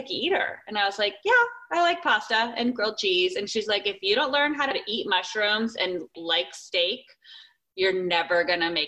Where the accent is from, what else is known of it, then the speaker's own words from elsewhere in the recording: Arizona, United States; also born or lived in San Francisco / Los Angeles; now in California, United States; I'm in California, I grew up in Arizona